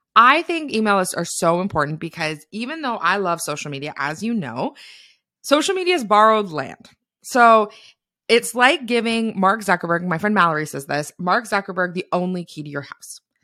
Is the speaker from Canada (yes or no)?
yes; Canada; I'm a Canadian